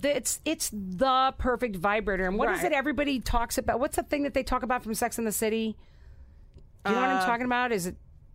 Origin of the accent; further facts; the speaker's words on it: St. Louis, Missouri, United States; moved away; Now, I grew up in St. Louis, and I'm also a diehard Cardinals fan.